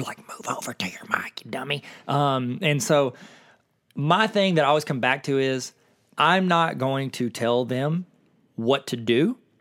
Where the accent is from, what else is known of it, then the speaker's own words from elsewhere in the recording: Akron, Ohio, United States; We're both kids from Akron